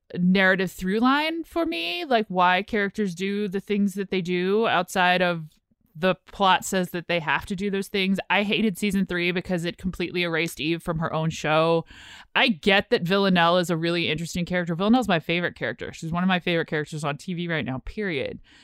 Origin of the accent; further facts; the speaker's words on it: United States; we're American